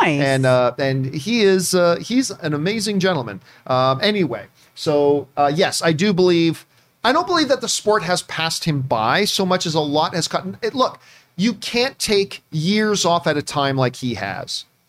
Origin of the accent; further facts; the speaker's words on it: Hamilton, Ontario, Canada; my hometown is Hamilton, Ontario, Canada, the Hammer